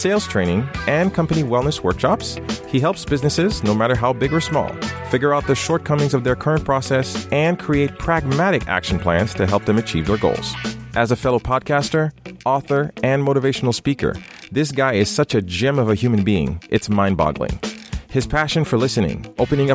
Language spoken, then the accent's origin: English; Haiti; I'm from Haiti, right? And I was reading Archie in Haiti